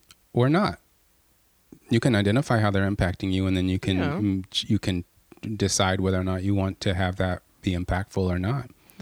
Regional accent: United States; I grew up in the States, like everybody else.

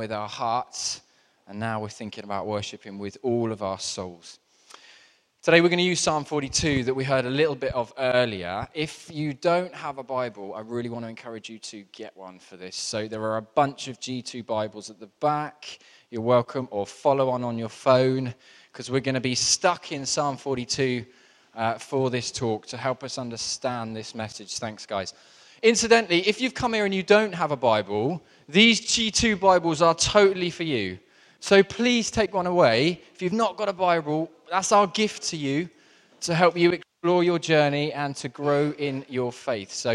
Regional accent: Southampton, South East England, United Kingdom; moved away; I grew up in Southampton, which is really close to the New Forest.

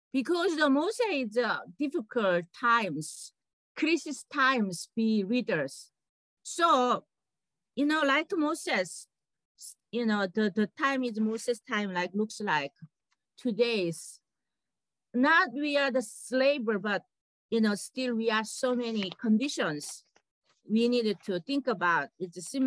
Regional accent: South Korea; now in United States; I'm a Korean American

